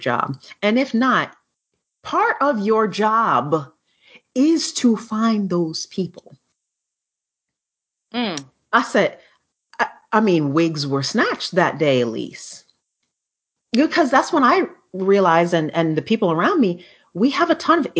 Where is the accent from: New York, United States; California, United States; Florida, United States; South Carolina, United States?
New York, United States; New York City; we're from New York City